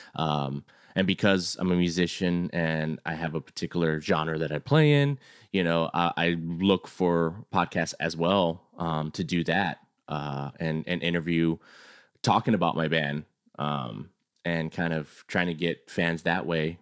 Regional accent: San Antonio, Texas, United States; also born or lived in California; I'm a Texas boy, but I lived in California for, for two years, came back, and he was the first kid that I met, uh, coming back. So he was my first friend back to, to San Antonio

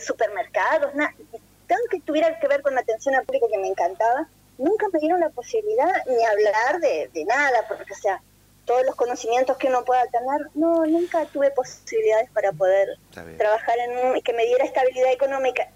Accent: Paraná, Entre Ríos, Argentina; moved away as an adult; also born or lived in Río Tinto, Portugal; now in Rio Tinto, Portugal; mi pueblo argentino

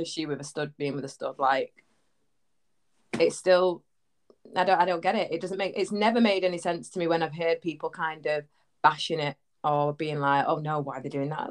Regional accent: Manchester, North West England, United Kingdom; accent: Manny; I'm from Manchester, so Oi! northwest.

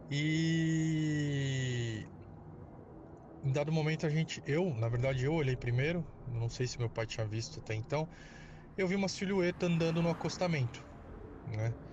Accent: São Paulo, Brazil; Sou …, sou aqui de São Paulo

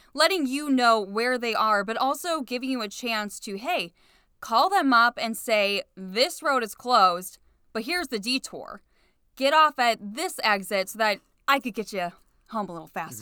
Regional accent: Cleveland, Ohio, United States; also born or lived in Painesville Township, Ohio; I wanted to be a T V news reporter in Cleveland for my hometown, so that's why I didn't want to leave my hometown.

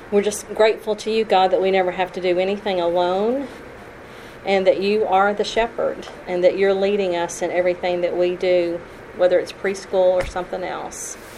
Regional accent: Tennessee, United States; also born or lived in Kentucky / Alabama; I was raised in churches in Tennessee and Kentucky and Alabama.

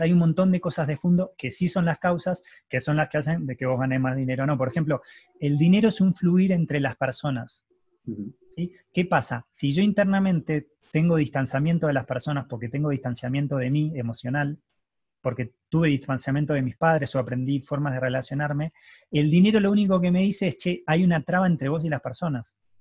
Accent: Argentina; yo nací en Argentina

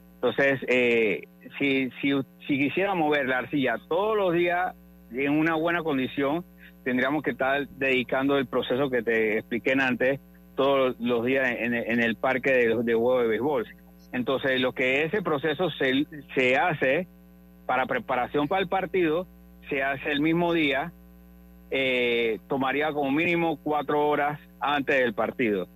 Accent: Panama; Todos tenemos como panameños

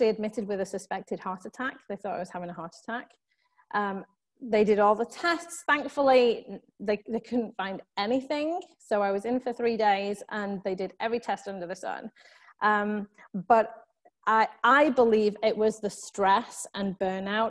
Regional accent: United Kingdom; moved away as an adult; now in Southern California, United States; you can probably tell from my accent that I am from the UK originally.

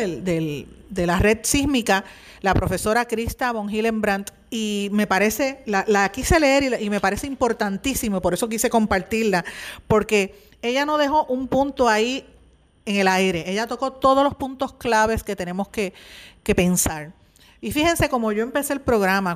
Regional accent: Puerto Rico; tenemos los puertorriqueños como ciudadanos americanos

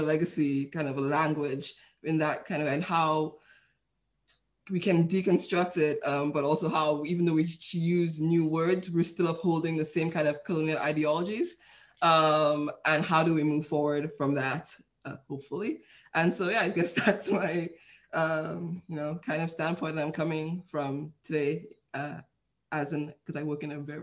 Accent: St. Lucia; also born or lived in Oxford, United Kingdom / Glasgow, United Kingdom; now in United Kingdom; I'm from St. Lucia in the Caribbean. And growing up there

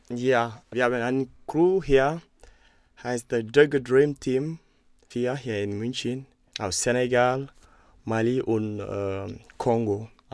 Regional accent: Gambia; German is a second language; moved away; in meinem Heimatland Gambia

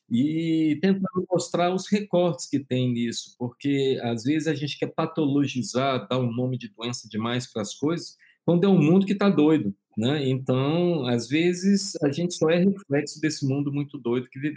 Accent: Bahia, Brazil; also born or lived in Rio de Janeiro; eu nasci no Rio, mas eu sou baiano, estou aqui falando de Salvador

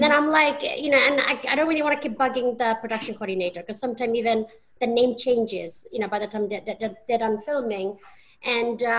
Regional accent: Bristol, South West England, United Kingdom; moved away as an adult; also born or lived in London, United Kingdom; now in United States; Channel 3 had a station based in my hometown, which is Bristol

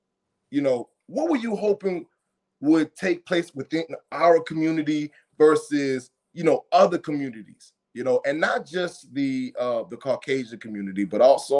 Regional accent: Nigeria; maybe because I'm Nigerian, right?

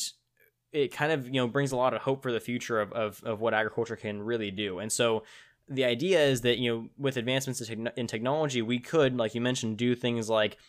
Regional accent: Tulare, California, United States; so in my hometown Tulare, you know, as we talked about, which I still need to figure out where you've heard of us, but in my hometown we have what's called the World Ag Expo

